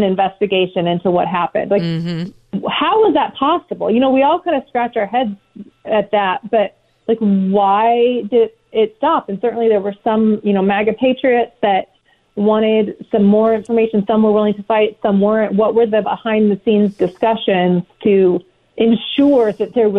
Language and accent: English; Phoenix, Arizona, United States; moved away; also born or lived in San Diego, California; my home state that I was raised in Phoenix